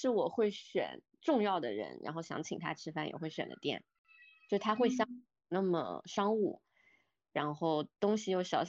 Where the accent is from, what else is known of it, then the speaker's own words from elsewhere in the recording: southern China, China; now in -; 我作为一个南方人，我去北京对我来说是，我之前就很喜欢北京，我是去游历的嘛